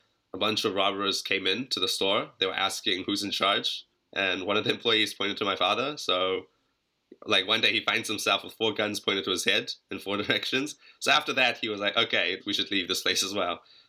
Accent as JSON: {"language": "English", "region": "Auckland", "country": "New Zealand", "tie": "born or raised there", "also_born_or_lived": "Johannesburg, South Africa", "said": "I was born in South Africa, in Joburg, but I grew up basically my whole life in New Zealand."}